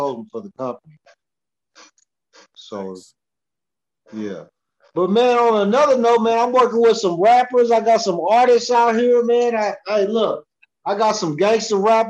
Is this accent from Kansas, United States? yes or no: yes; Olathe, Kansas, United States; now in Edmonton, Canada; back in my hometown, Olathe, Kansas, north side